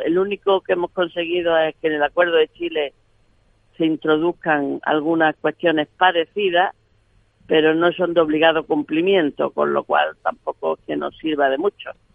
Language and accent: Spanish; Granada province, Andalusia, Spain; mi provincia de Granada